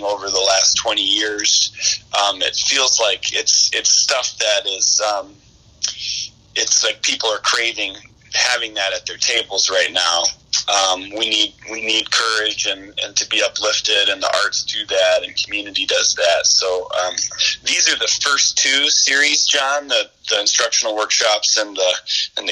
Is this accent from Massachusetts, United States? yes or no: no; Lake City, Michigan, United States; I grew up on Earthwork Farm, as I mentioned before, just outside of Lake City up here